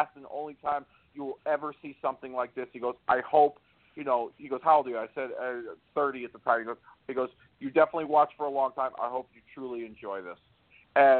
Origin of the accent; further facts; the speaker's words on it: Hartford, Connecticut, United States; Hartford area